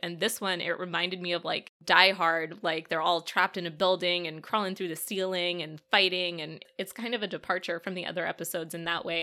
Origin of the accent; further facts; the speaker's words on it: United States; Speaking as an American